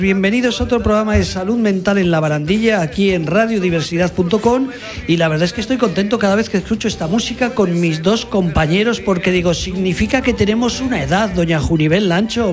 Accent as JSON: {"language": "Spanish", "region": "Aragon", "country": "Spain"}